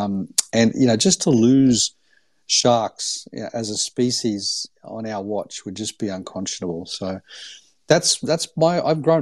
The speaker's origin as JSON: {"language": "English", "town": "Gold Coast", "region": "Queensland", "country": "Australia", "tie": "born or raised there", "said": "I grew up on the Gold Coast in Australia"}